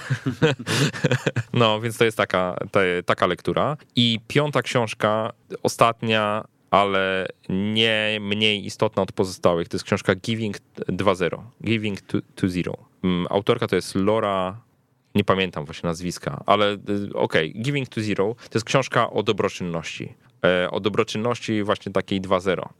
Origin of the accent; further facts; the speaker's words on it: Warsaw, Masovian Voivodeship, Poland; Ja jestem z Warszawy, urodziłem się w Warszawie, zawsze miałem tutaj dostęp do, nawet jako młody chłopak, do różnych możliwości, które Warszawa daje